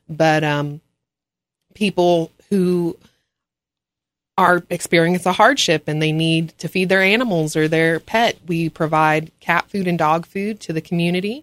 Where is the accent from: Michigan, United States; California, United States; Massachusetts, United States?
California, United States; Los Angeles; now in Ashe County, North Carolina, United States; I'm from Los Angeles